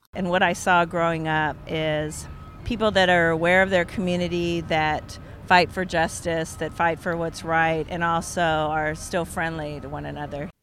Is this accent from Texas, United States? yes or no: no; Seattle, Washington, United States; I was born and raised in Seattle